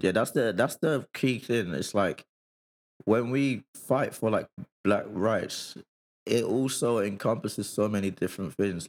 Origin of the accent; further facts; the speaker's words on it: Nigeria; moved away; when I was growing up in Nigeria